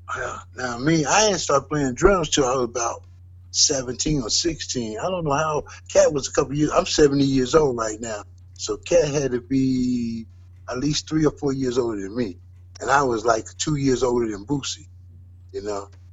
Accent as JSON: {"language": "English", "town": "Cincinnati", "region": "Ohio", "country": "United States", "tie": "born or raised there", "said": "I was born and raised in Cincinnati."}